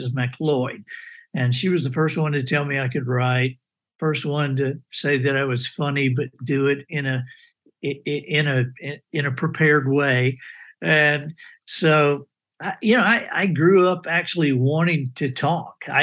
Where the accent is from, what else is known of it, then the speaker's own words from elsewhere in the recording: Dothan, Alabama, United States; also born or lived in Birmingham, Alabama / Montgomery, Alabama; I grew up all over Alabama. My dad was a minister, and so we moved uh, you know, every three to five years. And so I grew up in Birmingham and and Montgomery, uh, Dothan.